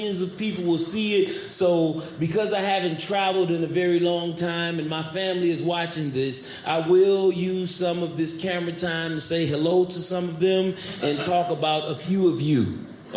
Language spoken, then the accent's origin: English; St. Louis, Missouri, United States; moved away as an adult; I'm from St. Louis